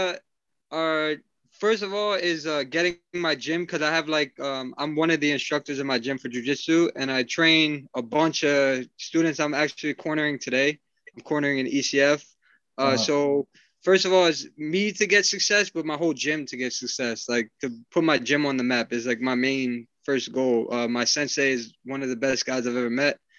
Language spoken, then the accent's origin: English; New York City, New York, United States; I live in Queens. I'm Queens born and raised.